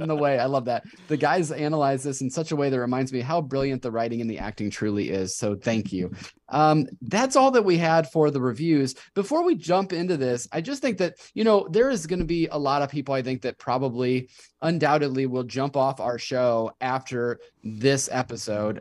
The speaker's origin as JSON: {"language": "English", "town": "Davenport", "region": "Iowa", "country": "United States", "tie": "born or raised there"}